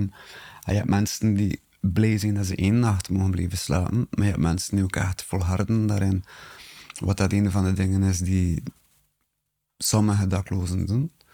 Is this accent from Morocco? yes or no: no; Bruges, Flanders, Belgium; ik ben afkomstig van Brugge en ik ben 40 jaar oud.